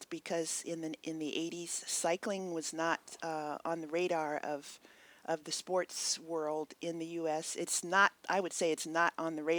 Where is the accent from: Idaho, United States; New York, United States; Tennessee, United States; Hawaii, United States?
Hawaii, United States; moved away as an adult; also born or lived in Texas / Santa Barbara, California; now in Redlands, United States; I was living in Hawaii, where I grew up